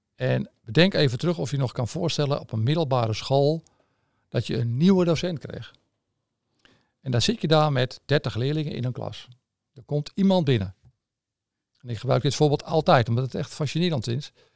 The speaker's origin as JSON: {"language": "Dutch", "town": "Amsterdam", "region": "North Holland", "country": "Netherlands", "accent": "Amsterdam", "moved": "yes", "said": "je hoort een beetje aan mijn accent, denk ik, dat het in Amsterdam eh, in zit"}